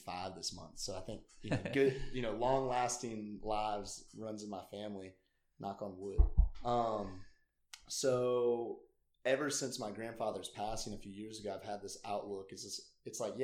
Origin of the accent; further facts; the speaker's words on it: Greenville, South Carolina, United States; also born or lived in Atlanta / Clemson; I was born and raised in Greenville.